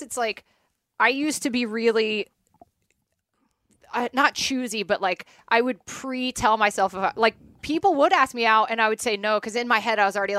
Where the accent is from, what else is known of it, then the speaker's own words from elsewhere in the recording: United States; moved away; as an American